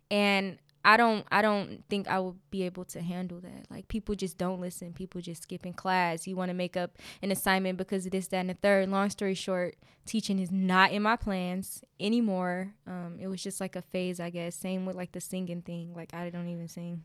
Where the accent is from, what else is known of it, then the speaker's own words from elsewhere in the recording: Detroit, Michigan, United States; I grew up in Detroit, Michigan. right in the hood, um, on Dexter.